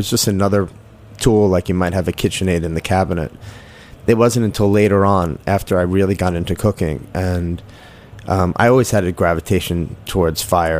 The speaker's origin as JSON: {"language": "English", "town": "Jericho", "region": "New York", "country": "United States", "tie": "born or raised there", "said": "I started off in, I guess you'd say, Syringtown, and then after my parents got divorced, we moved to Jericho."}